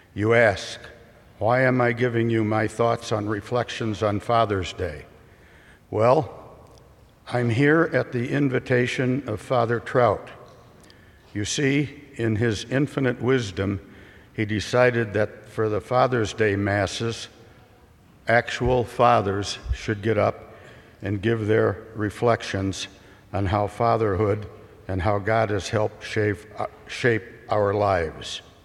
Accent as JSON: {"language": "English", "town": "Richmond", "region": "Illinois", "country": "United States", "tie": "born or raised there", "said": "in the small farm community of Richmond, Illinois"}